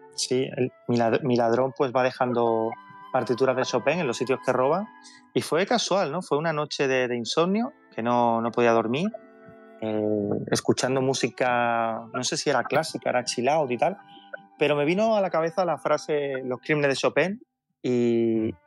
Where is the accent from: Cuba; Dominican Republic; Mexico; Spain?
Spain; Seville, Andalusia; soy sevillano